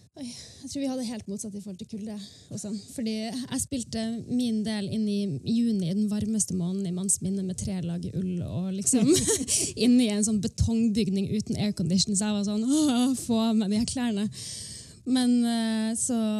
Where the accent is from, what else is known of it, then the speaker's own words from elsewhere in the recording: Northern Norway, Norway; jeg representerer jo på en måte det nordnorske